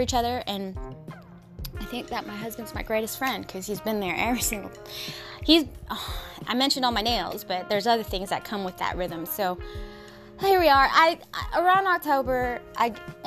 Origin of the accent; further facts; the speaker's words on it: Washington, United States; Born and raised in Washington